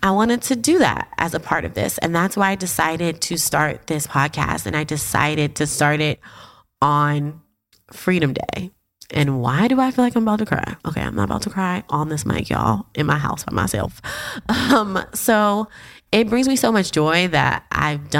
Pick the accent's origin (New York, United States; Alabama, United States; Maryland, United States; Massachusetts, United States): New York, United States; New York City; I'm a Harlemite, born and raised